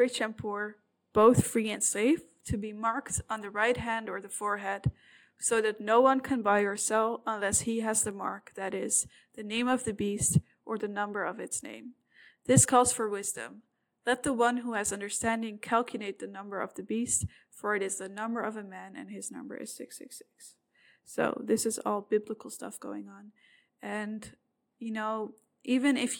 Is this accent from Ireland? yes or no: no; Amsterdam, North Holland, Netherlands; I'm from Amsterdam